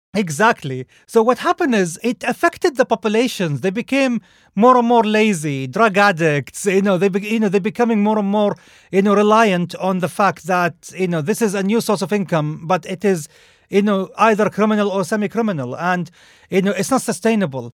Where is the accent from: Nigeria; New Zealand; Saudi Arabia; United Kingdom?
Saudi Arabia; moved away; I grew up in Saudi Arabia